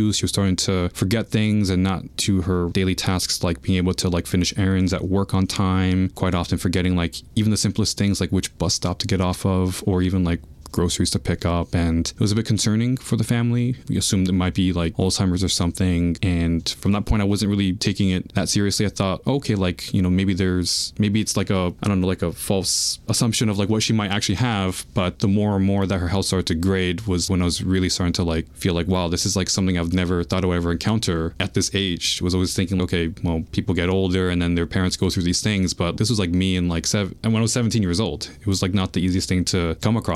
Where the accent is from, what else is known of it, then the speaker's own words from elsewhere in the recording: New York City, New York, United States; I was actually born and raised in Queens